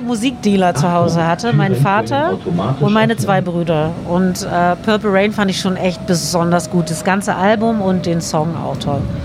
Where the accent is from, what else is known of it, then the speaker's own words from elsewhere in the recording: Berlin, Germany; in Berlin bzw. Kreuzberg, da wo ich aufwuchs